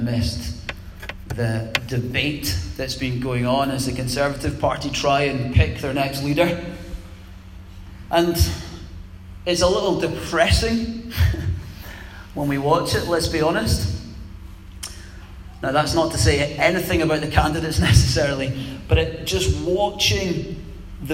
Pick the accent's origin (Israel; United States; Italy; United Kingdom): United Kingdom; Scotland; calling us British, but we're also Scottish